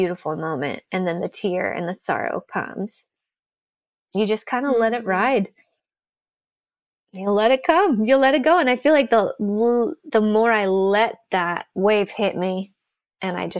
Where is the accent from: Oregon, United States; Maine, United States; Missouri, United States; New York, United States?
Oregon, United States; Salem; where I grew up outside of Salem.